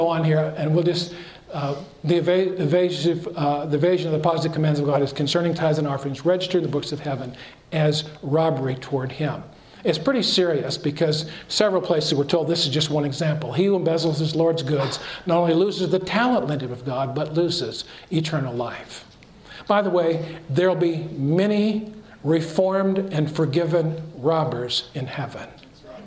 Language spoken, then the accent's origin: English; California, United States; moved away as an adult; also born or lived in Southern United States / Loma Linda, California; I was raised here in California